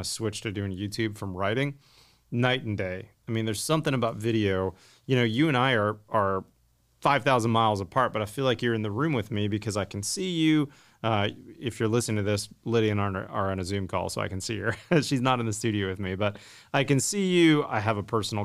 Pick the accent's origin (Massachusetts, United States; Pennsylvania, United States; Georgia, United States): Pennsylvania, United States; Pittsburgh; when I was a kid growing up in the 80s, the only people I knew in the industry, because my dad was in the steel industry growing up in Pittsburgh